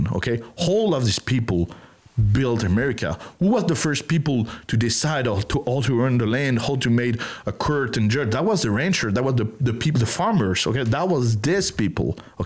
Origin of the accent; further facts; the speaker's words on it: France; accent: French; first language French; English is a second language; moved away as an adult; now in Texas, United States; I come from France country, deep in the country, like hillbilly, backwood